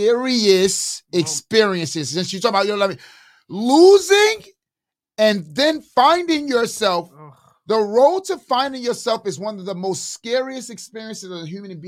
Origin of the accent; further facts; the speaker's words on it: New York City, New York, United States; I'm from East New York